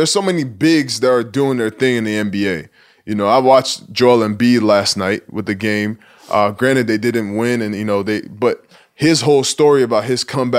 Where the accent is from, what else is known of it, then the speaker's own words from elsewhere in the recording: Nigeria; accent: Nigerian; And I actually kind of miss my accent now, because every once in a while I break out the Nigerian accent